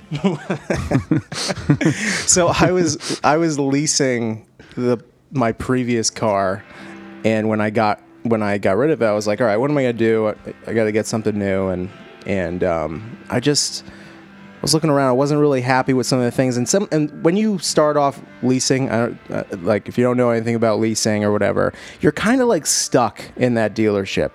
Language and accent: English; Cranston, Rhode Island, United States; I'm from Cranston